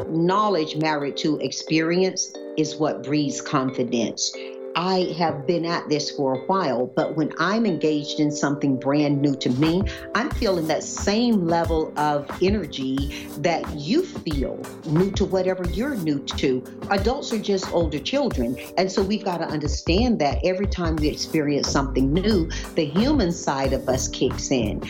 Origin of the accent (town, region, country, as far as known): Deep South, United States; born or raised there; now in California, United States